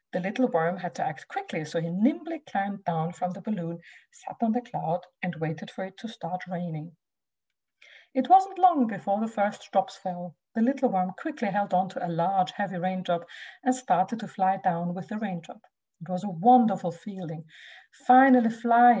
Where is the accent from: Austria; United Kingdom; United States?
Austria; moved away; I'm originally from Austria, so I do speak German with my children